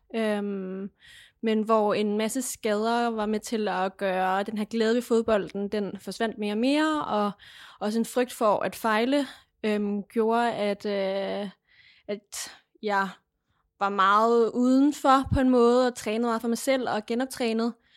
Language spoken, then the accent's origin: Danish; Lemvig, Central Denmark Region, Denmark; boede stadigvæk hjemme i Lemvi